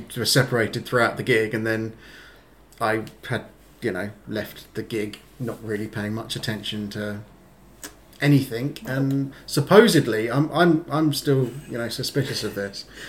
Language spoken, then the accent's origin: English; England, United Kingdom; now in Kuopio, Finland; I'm from England